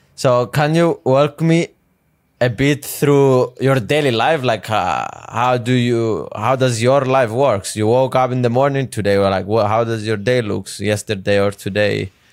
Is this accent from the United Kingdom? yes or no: no; Cyprus; now in United States; I grew up in a small country in Europe named Cyprus.